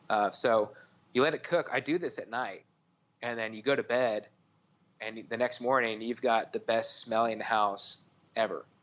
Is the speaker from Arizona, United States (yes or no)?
yes; Arizona, United States; being in Texas and growing up in Arizona, we ate, I Mexican food and Hispanic culture is, is just a huge part of my life.